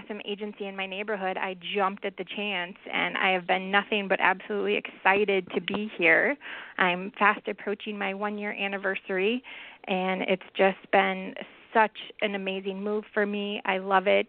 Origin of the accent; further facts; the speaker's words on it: Illinois and Wisconsin, Midwest, United States; now in California, United States; I grew up in the Midwest, grew up in Illinois and Wisconsin, moved to California in 2001